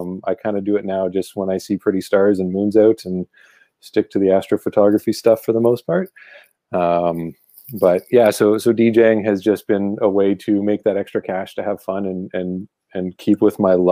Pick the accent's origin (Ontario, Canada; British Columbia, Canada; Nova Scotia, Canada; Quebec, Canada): Ontario, Canada; Ottawa; from Ottawa, Ontario, Canada